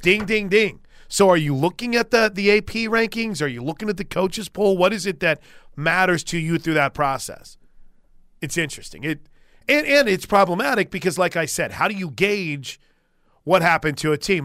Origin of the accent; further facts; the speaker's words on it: Illinois, United States; moved away; I grew up in Illinois